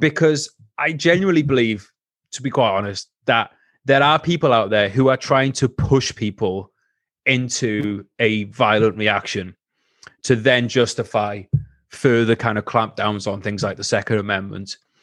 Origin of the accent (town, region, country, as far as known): Wales, United Kingdom